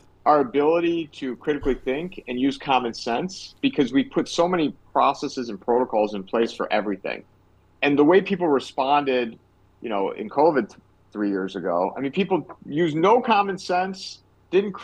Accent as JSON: {"language": "English", "town": "Cleveland", "region": "Ohio", "country": "United States", "said": "I'm from Cleveland"}